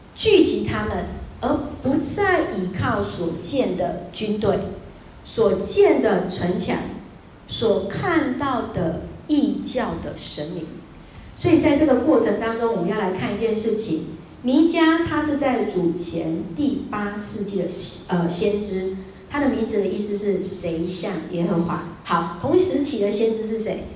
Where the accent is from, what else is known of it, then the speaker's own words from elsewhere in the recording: Taiwan; 我从台湾来